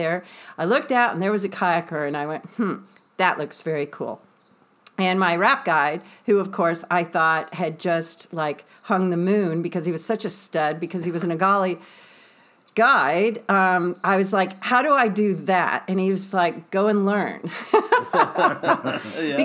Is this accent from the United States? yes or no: yes; Dallas, Texas, United States; moved away as an adult; also born or lived in Virginia / Washington, D.C.; I grew up in Dallas, Texas, the whitewater capital of the United States